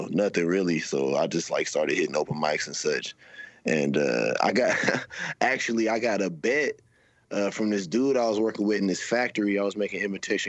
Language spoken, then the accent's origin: English; Topeka, Kansas, United States; also born or lived in Georgia / Los Angeles / Florida; I'm originally from the Midwest, Topeka, Kansas. That's Top City, shout out.